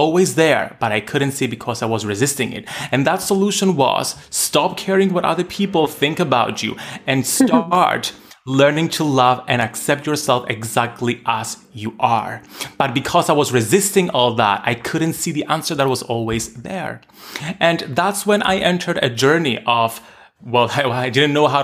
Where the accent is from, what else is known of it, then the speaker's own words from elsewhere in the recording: Cyprus; Growing up in Cyprus, a small Mediterranean island, at the time when homosexuality had just been legalized.